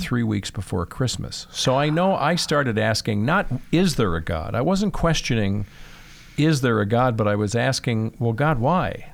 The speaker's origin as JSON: {"language": "English", "town": "Chicago", "region": "Illinois", "country": "United States", "tie": "born or raised there", "also_born_or_lived": "Michigan", "moved": "yes", "said": "I grew up in Chicago, Northwest Side, so right in the city"}